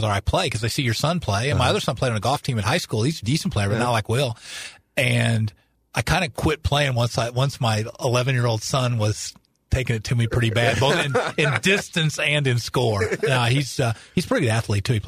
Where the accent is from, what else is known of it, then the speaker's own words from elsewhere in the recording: De Soto, Missouri, United States; born and raised in DeSoto, Missouri.